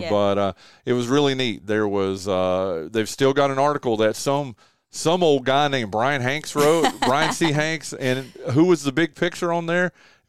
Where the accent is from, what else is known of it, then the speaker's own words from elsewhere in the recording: North Carolina, United States; I came from Western North Carolina, nothing against those programs there